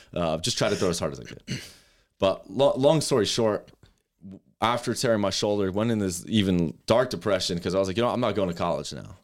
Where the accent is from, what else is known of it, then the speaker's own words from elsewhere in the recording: Westport, Massachusetts, United States; I grew up in Westport, Massachusetts, small town in, in Southern Mass.